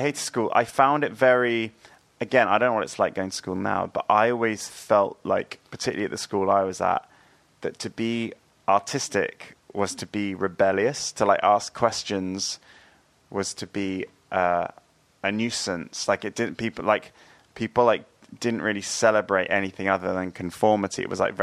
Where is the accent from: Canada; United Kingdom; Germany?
United Kingdom; New Forest, Hampshire, South East England; I grew up in the New Forest